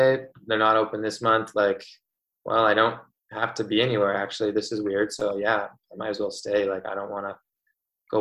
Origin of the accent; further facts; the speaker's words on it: Winnipeg, Manitoba, Canada; I'm from Winnipeg